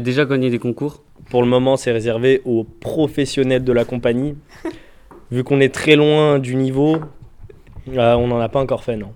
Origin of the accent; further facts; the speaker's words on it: Givors, Auvergne-Rhône-Alpes, France; je suis d'origine de Givor.